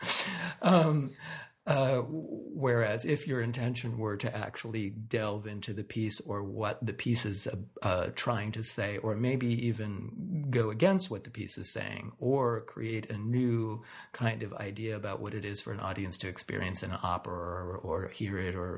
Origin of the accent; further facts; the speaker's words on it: United States; moved away; as an American